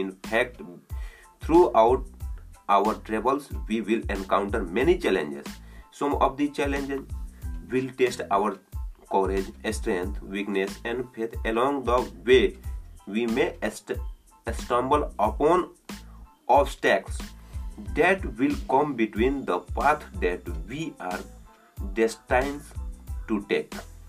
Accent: India; I am from India.

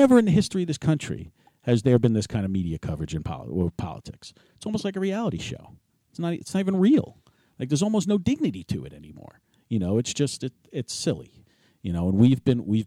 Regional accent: New York City, New York, United States; moved away as an adult; also born or lived in Hopewell Township, New Jersey; I grew up with it in New York City

